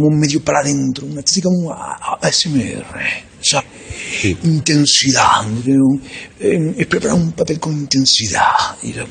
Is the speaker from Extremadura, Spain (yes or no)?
no; Málaga, Andalusia, Spain; No, te he que soy de Málaga.